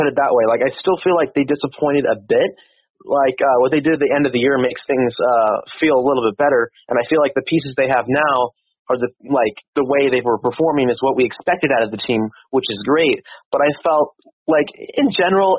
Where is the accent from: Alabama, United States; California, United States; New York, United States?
California, United States; Roseville; I grew up in Roseville, and I've been here most in my entire life so far